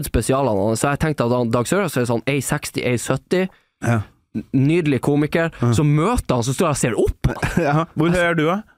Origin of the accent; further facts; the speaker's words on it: Northern Norway, Norway; accent: Northern Norwegian; takk Gud for at jeg har nordlendingdialekt.